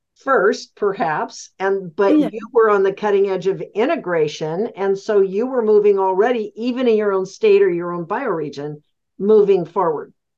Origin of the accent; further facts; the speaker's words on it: the West, United States; I'm from the West.